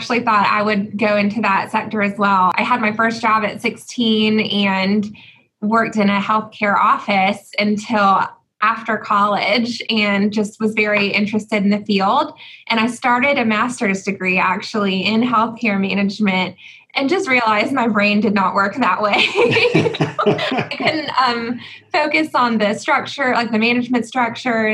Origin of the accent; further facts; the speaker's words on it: Augusta, Georgia, United States; I'm from Augusta.